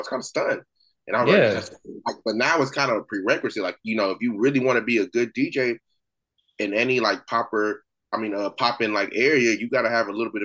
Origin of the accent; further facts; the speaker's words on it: Houston, Texas, United States; now in Sugar Land, United States; my early childhood, I grew up in Southeast Houston. Then I moved over to Sugar Land